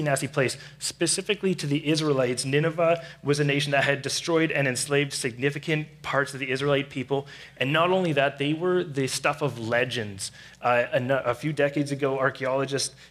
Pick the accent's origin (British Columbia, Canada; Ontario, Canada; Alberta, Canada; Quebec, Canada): British Columbia, Canada; Surrey; I grew up in Surrey